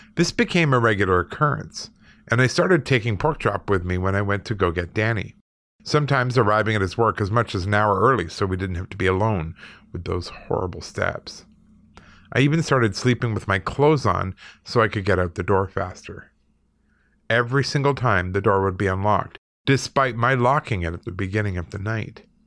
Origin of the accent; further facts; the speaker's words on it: Canada; moved away; also born or lived in Manitoba / Alberta; I'm Canadian